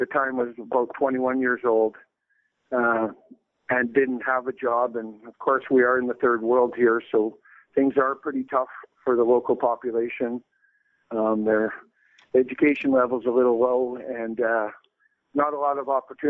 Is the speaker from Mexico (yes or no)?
no; Calgary, Alberta, Canada; also born or lived in Roatan, Honduras; I'm from Calgary, Alberta, Canada